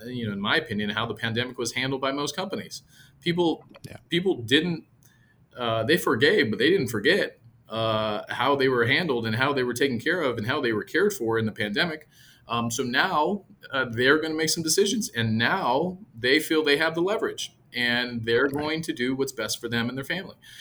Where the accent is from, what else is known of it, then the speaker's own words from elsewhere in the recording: San Jose, California, United States; moved away as an adult; now in Texas, United States; San Jose, California, all my family, much, uh, many of my friends and colleagues are still there.